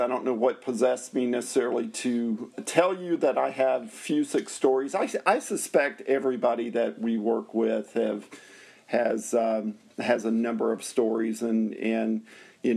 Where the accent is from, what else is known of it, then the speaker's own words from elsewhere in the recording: Nashville, Tennessee, United States; I grew up in Nashville, Tennessee